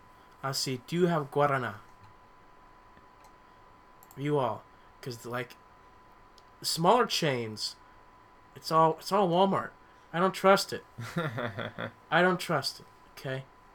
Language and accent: English; Paraguay; now in United States; growing up in Paraguay, mm-hmm. we had guarana. We get guarana there. And, you know, I grew up with it.